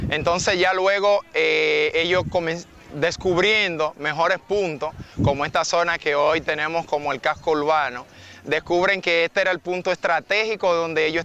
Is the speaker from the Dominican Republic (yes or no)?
yes; Samaná, Dominican Republic; nuestras culturas acá en Samaná vienen de diferentes colonias, lo que es la española, la francesa, la inglesa.